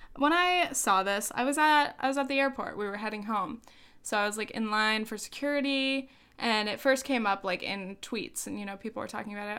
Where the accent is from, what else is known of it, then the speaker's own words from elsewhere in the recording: South Orange County, California, United States; moved away as an adult; also born or lived in France / New Orleans; I'm from South Orange County